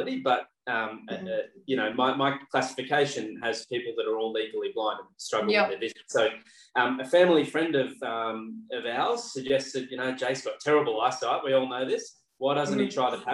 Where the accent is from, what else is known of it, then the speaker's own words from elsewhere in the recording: Tasmania, Australia; now in Sunshine Coast, Australia; grew up in Tassie, which it's a bit cold.